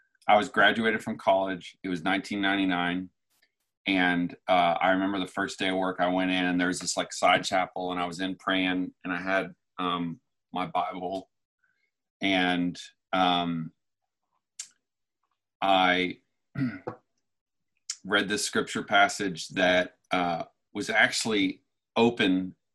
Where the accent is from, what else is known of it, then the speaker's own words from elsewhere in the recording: Newfoundland and Labrador, Canada; now in Phoenix, United States; I grew up in Newfoundland, Canada. 25 years ago this year, I moved to Arizona, Phoenix